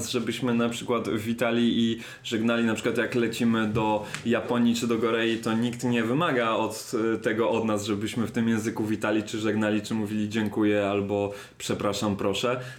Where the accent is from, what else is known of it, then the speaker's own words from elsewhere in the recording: London, United Kingdom; born there; zresztą ja się urodziłem w Londynie i przez parę lat tam mieszkałem, także, e, także ten angielski no, no jakoś tam też ogarnął